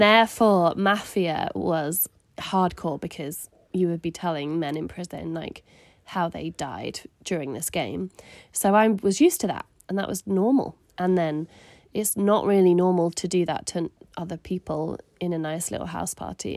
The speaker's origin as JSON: {"language": "English", "area": "Surrey", "region": "South East England", "country": "United Kingdom", "tie": "born or raised there", "also_born_or_lived": "Manchester", "moved": "as an adult", "said": "I grew up in Surrey"}